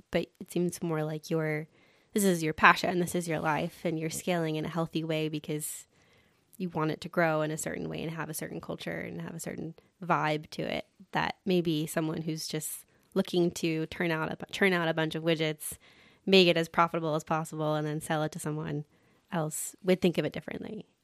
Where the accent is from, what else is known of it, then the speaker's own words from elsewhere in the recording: Atlanta, Georgia, United States; moved away; I grew up in Atlanta